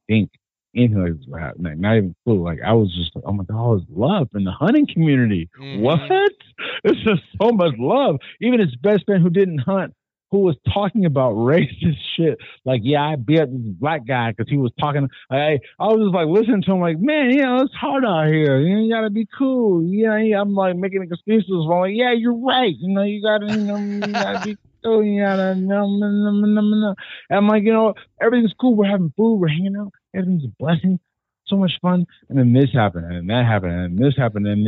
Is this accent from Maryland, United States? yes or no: no; California, United States; I'm from California